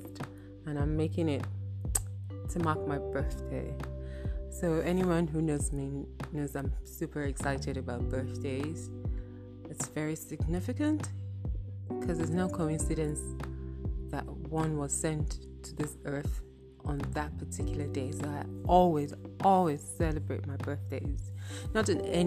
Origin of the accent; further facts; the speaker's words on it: Benue, Nigeria; I'm from Benue State